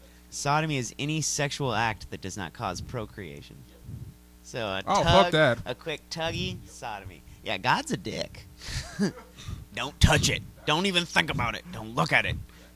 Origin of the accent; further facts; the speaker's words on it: Texas, United States; moved away as an adult; also born or lived in Houston / Victoria; now in Kansas City, United States; I'm adopted. I was adopted here. My parents adopted me. We moved to Texas because they're teachers. And I was raised in Texas my whole life, from like 1 year old to 28.